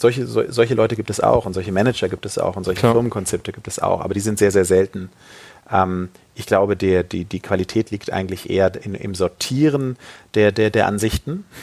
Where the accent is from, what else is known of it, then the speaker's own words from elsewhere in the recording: Hamburg, Germany; als Hamburger darf ich